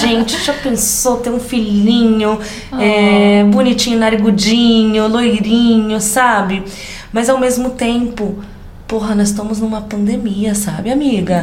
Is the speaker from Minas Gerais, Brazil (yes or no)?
no; interior of São Paulo, Brazil; accent: caipira; sou caipira com orgulho que fala porta, porteira e portão, lá dos Cafundel, onde Judas perdeu as botas no interior de São Paulo